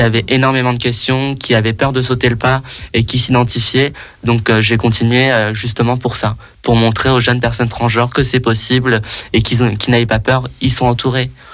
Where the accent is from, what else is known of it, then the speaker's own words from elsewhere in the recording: Paris, Île-de-France, France; j'ai grandi, j'ai grandi à Paris, j'habite à Paris